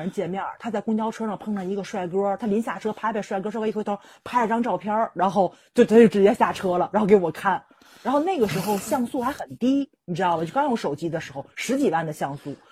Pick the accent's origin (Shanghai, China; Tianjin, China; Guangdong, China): Tianjin, China; 我们天津人